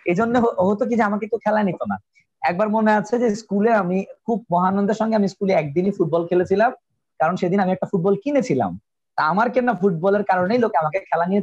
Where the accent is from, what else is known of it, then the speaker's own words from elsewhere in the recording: Dhaka, Dhaka Division, Bangladesh; সেটা হচ্ছে যে মানে পুরান ঢাকায় আসলে বেড়ে জন্ম এবং বেড়ে ওঠা